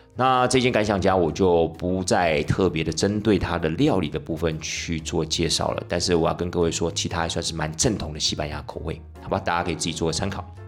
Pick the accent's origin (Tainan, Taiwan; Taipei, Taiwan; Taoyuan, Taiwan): Tainan, Taiwan; 因为领队我台南人嘛